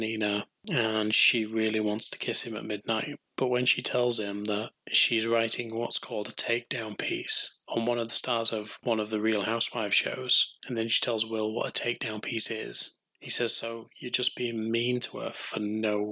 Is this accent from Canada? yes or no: no; England, United Kingdom; being English